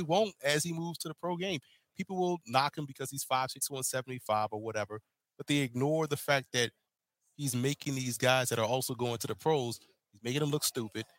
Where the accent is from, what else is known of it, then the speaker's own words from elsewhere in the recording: New Orleans, Louisiana, United States; New Orleans, Louisiana, my hometown, born and mm-hmm. raised